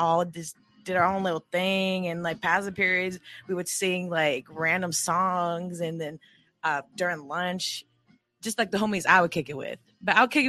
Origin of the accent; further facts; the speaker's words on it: Oceanside, California, United States; also born or lived in Escondido, California; growing up in Oceanside